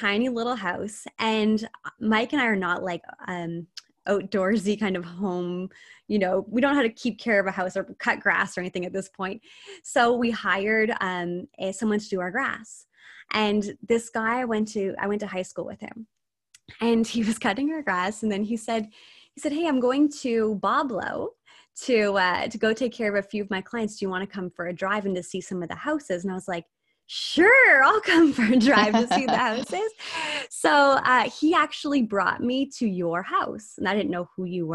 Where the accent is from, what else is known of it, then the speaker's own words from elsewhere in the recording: Amherstburg, Ontario, Canada; I grew up in Amherstburg, small town. Like I grew up on King Street.